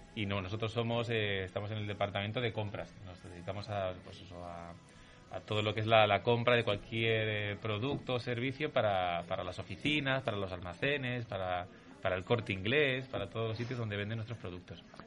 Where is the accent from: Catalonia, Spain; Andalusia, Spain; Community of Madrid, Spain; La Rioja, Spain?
Andalusia, Spain; Jaén; yo soy de Jaén, soy andaluz